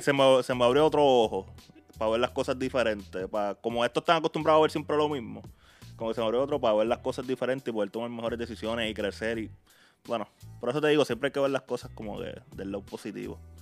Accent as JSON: {"language": "Spanish", "country": "Puerto Rico", "said": "donde yo soy, que es de Puerto Rico"}